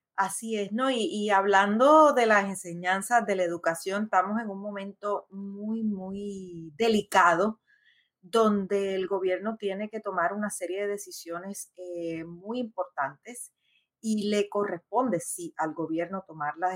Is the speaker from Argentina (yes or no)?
no; Puerto Rico